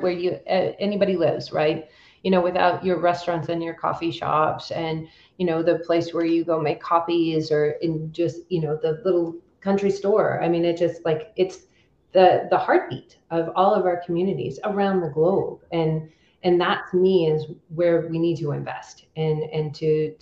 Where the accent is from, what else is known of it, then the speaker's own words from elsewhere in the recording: California, United States; I'm from Native California girl.